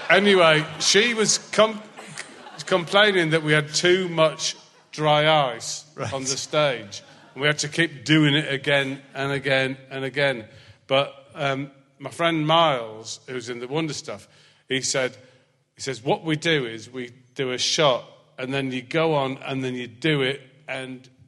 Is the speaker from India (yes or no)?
no; Scotland, United Kingdom; I mean, mind you, I'm Scottish.